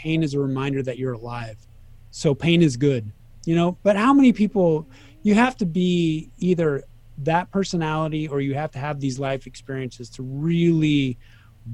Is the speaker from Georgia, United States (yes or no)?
no; Sacramento, California, United States; moved away as an adult; also born or lived in Reno, Nevada / Kansas City / Las Vegas; I grew up in Sacramento, and I was there until I was 24.